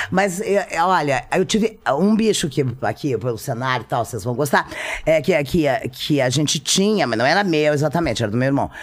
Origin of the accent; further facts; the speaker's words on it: Rio Grande, Rio Grande do Sul, Brazil; moved away; nasci na cidade de Rio Grande, no Rio Grande do Sul